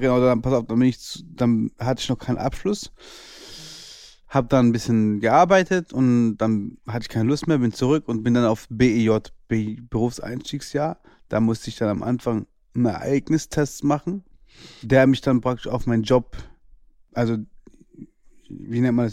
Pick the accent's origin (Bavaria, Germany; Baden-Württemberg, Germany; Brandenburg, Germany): Baden-Württemberg, Germany; Karlsruhe; ich bin 1992 geboren in Karlsruhe.